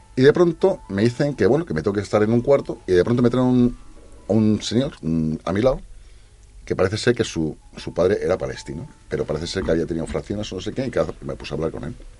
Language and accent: Spanish; Spain; como buen español